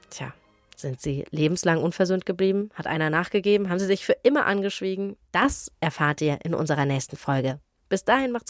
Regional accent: East Germany, Germany; born there; 1989, da war ich drei Jahre alt und ich bin in der DDR geboren.

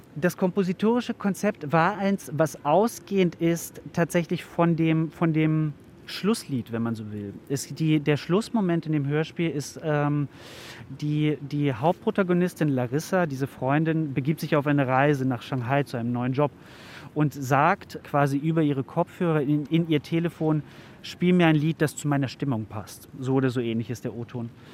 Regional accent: Germany; Bei uns in Deutschland

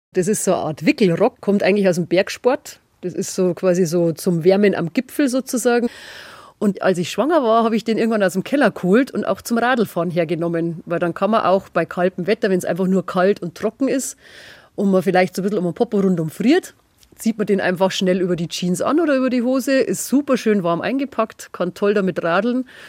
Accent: Bavarian Forest, Germany; moved away as an adult; now in Freising, Germany; ich komme aus dem Bayerischen Wald

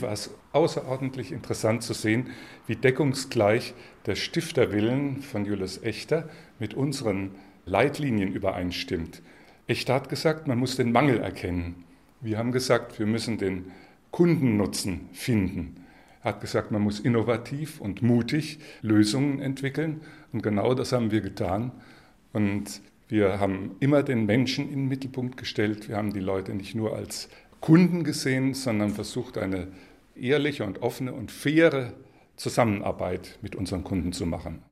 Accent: Würzburg, Bavaria, Germany; als Würzburger

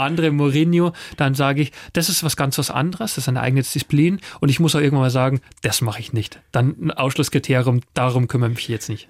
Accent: east of Munich, Bavaria, Germany; Ich bin selber auf dem Bauernhof äh, aufgewachsen, hier im Osten von München

